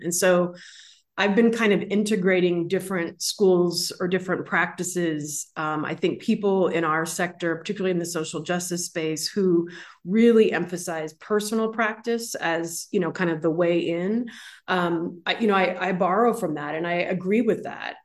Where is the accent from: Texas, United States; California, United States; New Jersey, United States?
California, United States; San Francisco; growing up in San Francisco